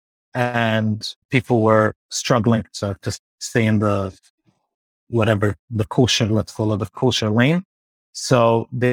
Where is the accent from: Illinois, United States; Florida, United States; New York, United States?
New York, United States; New York City; I grew up in Borough Park